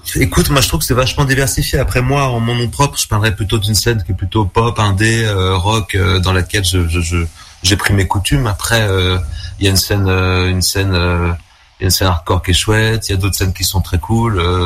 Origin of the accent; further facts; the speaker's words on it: Tours, Centre-Val de Loire, France; moved away as an adult; also born or lived in Vendôme; now in Brussels, Belgium; je viens de Tours en France au départ